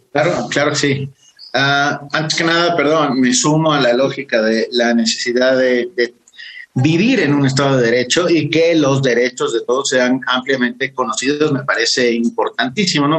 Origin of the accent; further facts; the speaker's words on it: Mexico; somos los, los mexicanos